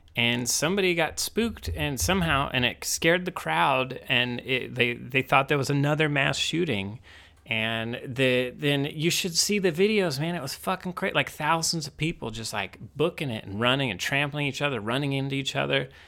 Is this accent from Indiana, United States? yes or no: yes; Indiana, United States; growing up in Indiana